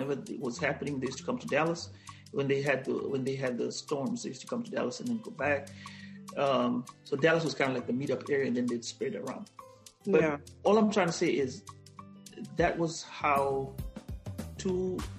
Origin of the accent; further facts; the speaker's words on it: Kenya; English is a second language; "Yeah, I'm from Africa." That's what I always say. "I'm from Kenya."